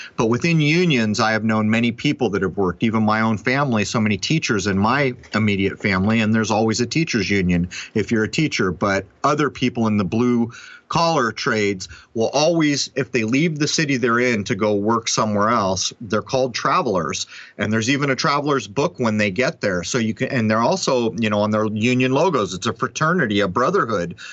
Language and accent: English; San Diego, California, United States; moved away; I'm from San Diego